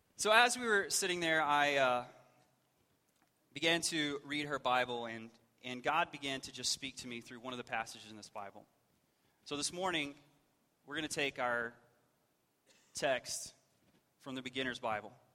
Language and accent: English; West Texas, United States; I grew up in West Texas